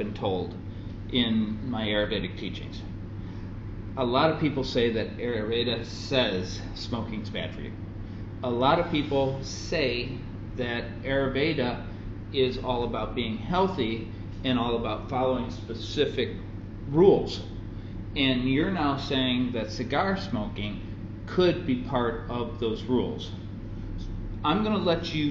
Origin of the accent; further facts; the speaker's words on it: Florida, United States; when I was growing up in Florida, there was a little store